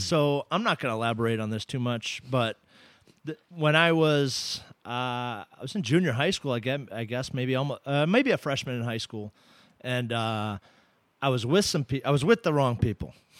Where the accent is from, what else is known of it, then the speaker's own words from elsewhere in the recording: Ipswich, Massachusetts, United States; I grew up in in Ipswich, Massachusetts